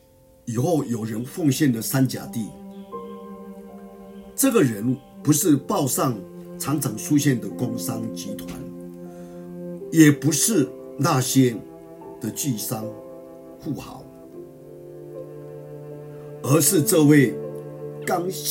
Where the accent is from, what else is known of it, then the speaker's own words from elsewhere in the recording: Miaoli County, Taiwan; 在我的家乡苗栗县